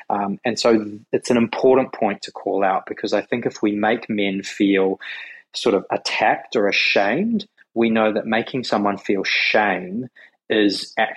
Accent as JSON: {"language": "English", "country": "New Zealand", "tie": "born or raised there", "also_born_or_lived": "Australia", "moved": "yes", "lives_now": "Sydney, Australia", "said": "in New Zealand where I grew up"}